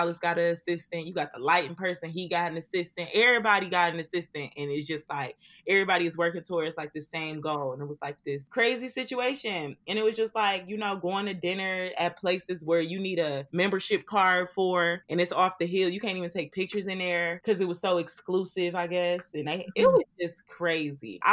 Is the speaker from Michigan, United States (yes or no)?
yes; Detroit, Michigan, United States; me and Sam Austin's are from Detroit